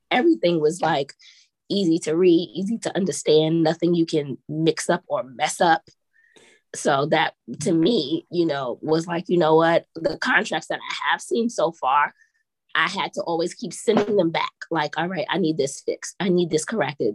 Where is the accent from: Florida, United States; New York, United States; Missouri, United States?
New York, United States; moved away as an adult; now in South Korea; I'm a city girl. I'm from New York